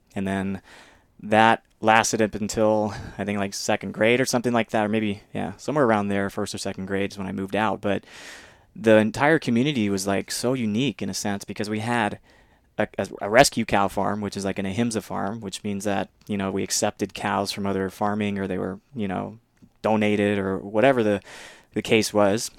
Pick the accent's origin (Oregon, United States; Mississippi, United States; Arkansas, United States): Mississippi, United States; moved away; from a very young age, even I was different from the local community in Mississippi because, um, just the environment in which I was raised